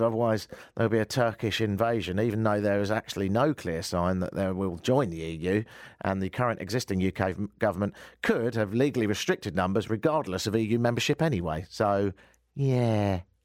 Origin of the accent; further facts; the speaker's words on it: United Kingdom; moved away as an adult; now in Toronto, Canada; I've always considered myself as, as much of a European as I have as a Brit, and in more recent years, slightly Canadian